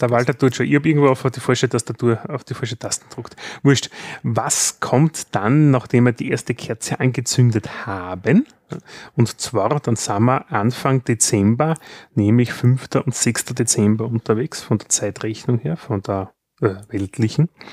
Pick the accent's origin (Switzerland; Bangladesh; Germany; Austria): Austria; Styria; bei uns in der Steiermark